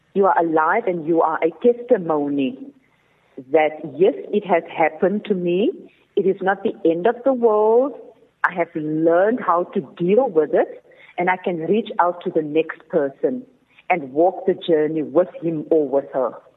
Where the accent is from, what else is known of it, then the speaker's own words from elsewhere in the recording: Cape Town, Western Cape, South Africa; growing up in the Cape Flats